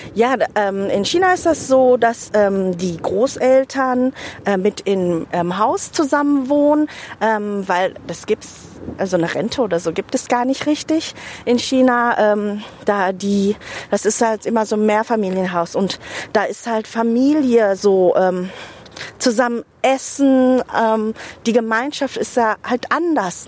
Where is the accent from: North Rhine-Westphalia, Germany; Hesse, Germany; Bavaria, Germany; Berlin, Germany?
North Rhine-Westphalia, Germany; Herne; meine Heimat ist Deutschland, Herne. Ähm, dadurch, dass ich einfach hier groß geworden bin